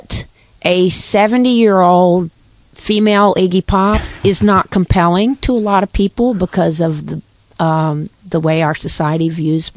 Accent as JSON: {"language": "English", "town": "Davidson", "region": "North Carolina", "country": "United States", "tie": "born or raised there", "said": "growing up in Davidson"}